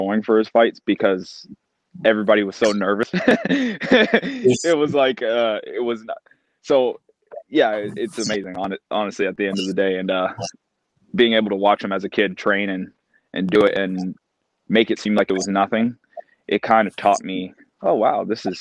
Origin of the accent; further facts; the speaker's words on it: Canada; being a Canadian, a fellow Canadian